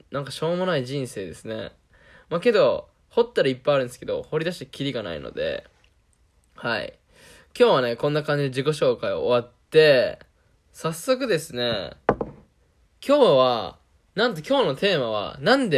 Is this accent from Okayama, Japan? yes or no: yes; Okayama, Japan; accent: Kansai and Okayama dialect mix; 出身は岡山県になるんですけど、まあ、親が関西出身っていうのもあって、ちょくちょく出るなんかその関西弁みたいなのと、まあ、岡山弁のミックス。